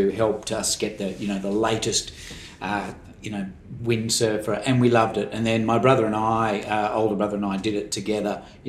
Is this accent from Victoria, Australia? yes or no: no; Brisbane, Queensland, Australia; I was born in Brisbane. So, yep. Yeah, a little place and little town. Grew up around in a local suburb in St. Lucia near the uni, and just went to the local state school